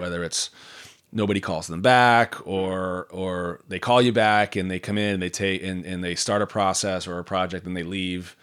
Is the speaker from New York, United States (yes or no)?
no; Marblehead, Massachusetts, United States; also born or lived in San Francisco / Washington, D.C.; now in South Shore, Massachusetts, United States; I grew up on the North Shore